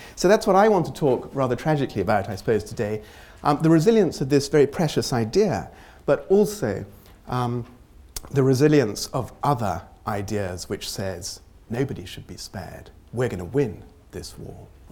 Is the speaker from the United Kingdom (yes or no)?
yes; United Kingdom; it's very deep in our psyche as a British people